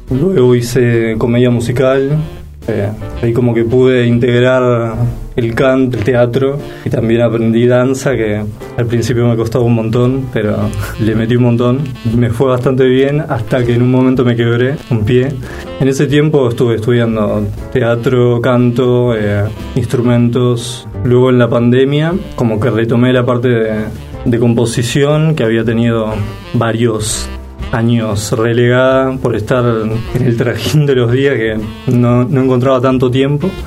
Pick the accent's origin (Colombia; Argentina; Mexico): Argentina; Villa Concepción, Buenos Aires; De Villa Concepción, sí.